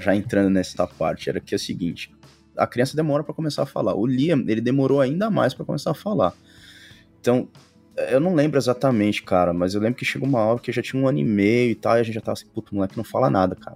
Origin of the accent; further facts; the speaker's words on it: São Paulo, Brazil; moved away as an adult; also born or lived in Europe; a gente é do Brasil, São Paulo